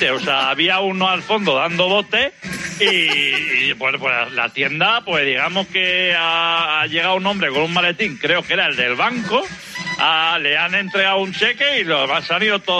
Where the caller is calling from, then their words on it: Huelva, Andalusia, Spain; de Huelva.